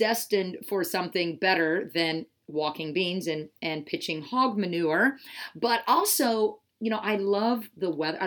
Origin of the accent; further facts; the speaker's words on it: Wahoo, Nebraska, United States; moved away; I was born and raised in Nebraska on a farm.